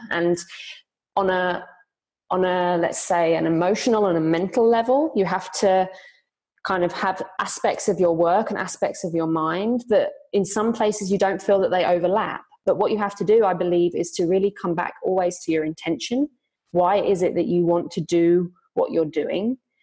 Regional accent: United Kingdom; moved away as an adult; now in Zurich, Switzerland; I'm originally from Britain, but I've been living in Zurich, Switzerland for five years.

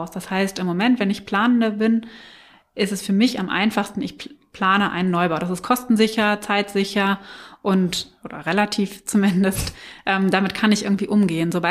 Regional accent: Germany; da sind wir halt sehr träge als Deutsche, ähm, unsere Kisten zu packen, auszumisten und äh, woanders hinzuziehen

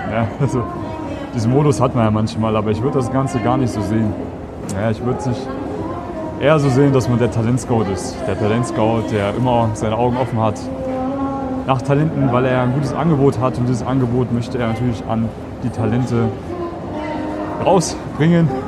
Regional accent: Germany; now in Austria; Deutschland, Piefke.

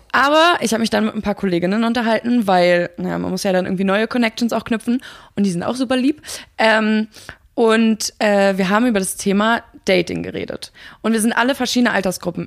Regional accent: Mecklenburg-Vorpommern, Germany; moved away; ich komme ja ursprünglich aus Mecklenburg

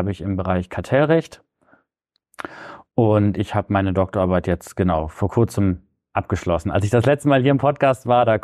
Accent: Barnsdorf, Lower Saxony, Germany; now in Bremen, Germany; Genau, ich bin in Barnsdorf aufgewachsen, {S1} das ist im Landkreis Diepholz. Ich habe auch in Diepholz äh, mein Abi gemacht und bin dann zum Studium äh, hier nach Bremen gezogen.

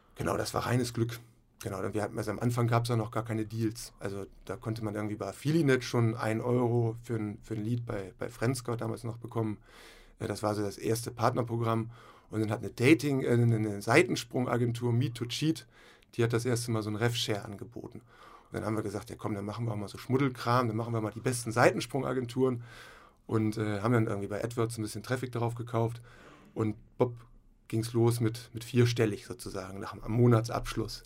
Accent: Hamburg, Germany; moved away as an adult; also born or lived in Flensburg; ich komme auch aus Hamburg, äh, Hamburg-Rahlstedt, und äh, habe da so ganz normal Abitur gemacht

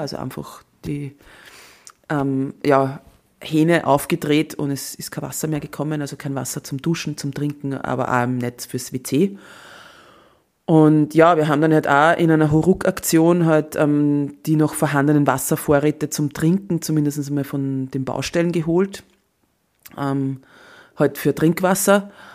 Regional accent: Austria; als Österreicherin

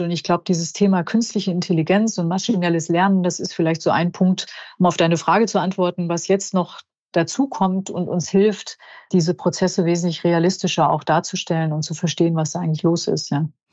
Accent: Germany; bei uns in Deutschland

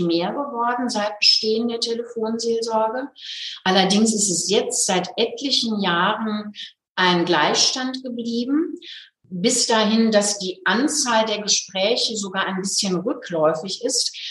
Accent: Hagen, North Rhine-Westphalia, Germany; now in Nuremberg, Germany; die Hagener Stelle, aus, also in meiner Heimatstadt.

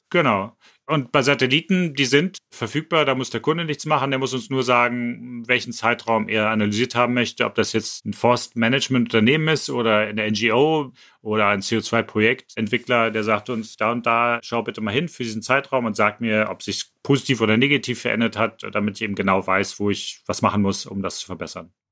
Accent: Harz, Germany; ich bin im Wald aufgewachsen, also nicht ganz. Ich bin im Harz aufgewachsen, da gibt es sehr viel Wald.

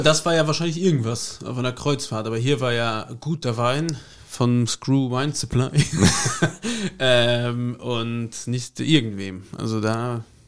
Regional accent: Germany; bei uns, wenn der Mosel, wo ich herkomme, gibt es Aale

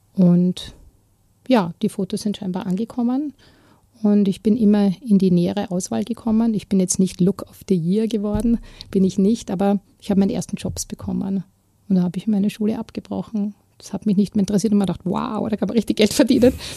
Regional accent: Vienna, Austria; also born or lived in Klosterneuburg; ich bin ja in Wien aufgewachsen, im Rande, im Randbezirk, im 19. Bezirk

